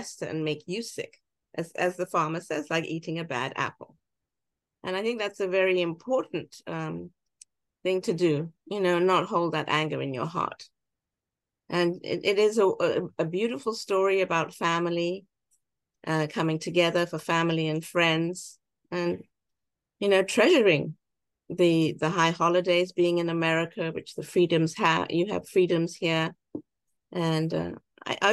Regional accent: England, United Kingdom; now in United States; So I can see the wonderful opportunities as a British immigrant

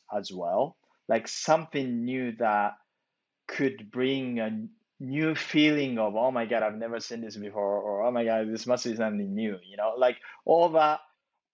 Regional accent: Japan; moved away as an adult; now in Los Angeles, United States; I grew up in Japan, you know, I came from Japan, right?

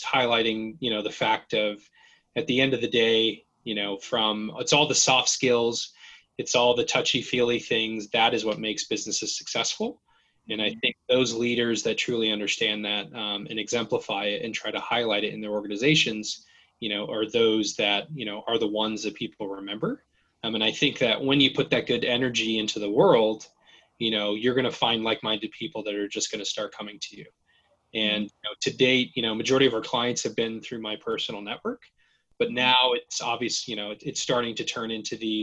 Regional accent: Gardnerville, Nevada, United States; moved away as an adult; I grew up in a very, you know, small town at the base of Lake Tahoe called Gardnerville, Nevada

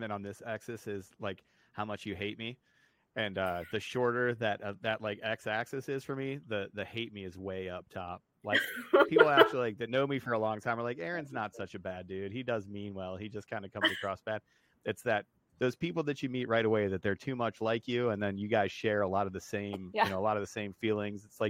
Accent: Northeast Ohio, United States; coming from the cold tundra of Northeast Ohio

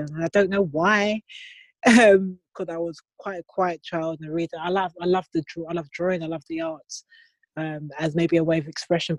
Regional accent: London, United Kingdom; I'm from the UK, from born and bred in London

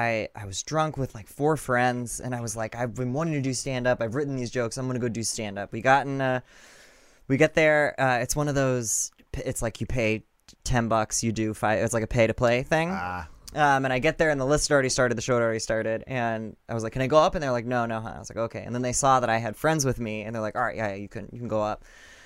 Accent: Peoria, Illinois, United States; moved away as an adult; also born or lived in New York / Los Angeles / Bartonville; now in Chicago, United States; I grew up in Peoria, yeah.

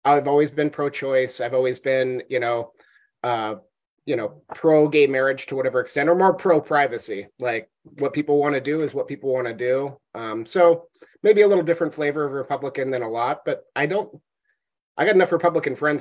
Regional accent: Washington, United States; now in Alaska, United States; I grew up in Washington state

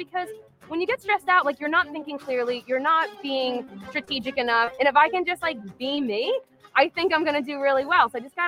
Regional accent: Asbury Park, New Jersey, United States; I'm a registered dietitian, and I'm from Asbury Park, New Jersey.

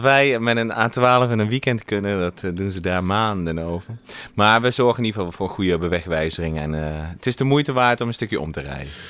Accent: Netherlands; now in Germany; ik ben gewoon Nederlander en we wonen in Sieflieg

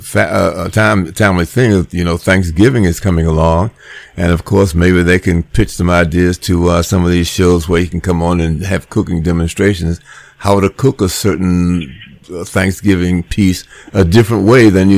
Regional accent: Washington, District of Columbia, United States; moved away as an adult; now in Nashville, United States; I'm from the Washington, D.C. area. But when I came down to Nashville

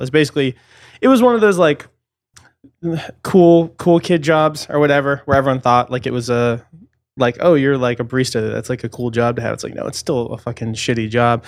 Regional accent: suburban Massachusetts, United States; moved away; grew up sort of in, like, suburban Massachusetts

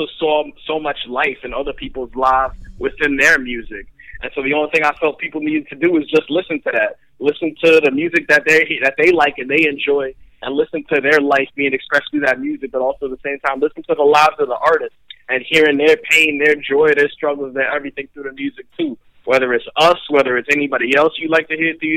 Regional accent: Western Pennsylvania, United States; also born or lived in Bronx, New York; growing up in Western Pennsylvania

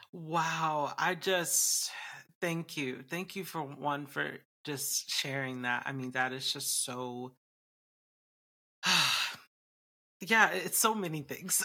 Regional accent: Atlanta, Georgia, United States; moved away; I just moved back to my home state of Atlanta, Georgia, in Georgia, U S A, where I live

